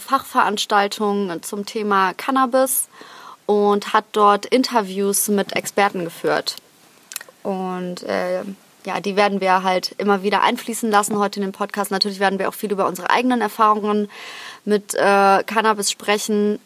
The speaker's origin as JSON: {"language": "German", "town": "Krefeld", "region": "North Rhine-Westphalia", "country": "Germany", "tie": "born or raised there", "moved": "yes", "said": "in Krefeld in meiner Heimatstadt"}